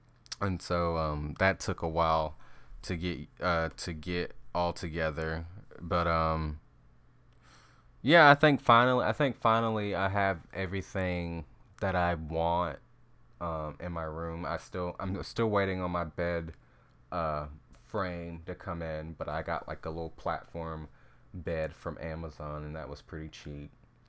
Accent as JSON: {"language": "English", "region": "Wyoming", "country": "United States", "said": "yeah, I'm sure you were like hesitant to be roommates with me, you know, seeing that I was from Wyoming."}